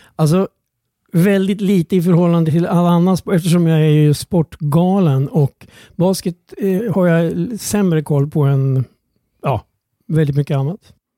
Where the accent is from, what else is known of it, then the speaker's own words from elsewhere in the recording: Strängnäs, Södermanland, Sweden; jag låg hemma i Strängnäs